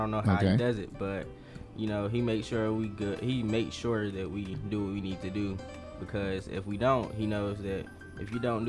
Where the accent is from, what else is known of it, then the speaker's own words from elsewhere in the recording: Charlotte, North Carolina, United States; also born or lived in Raleigh, North Carolina; I'm originally from Charlotte, North Carolina, born and raised, 18 years.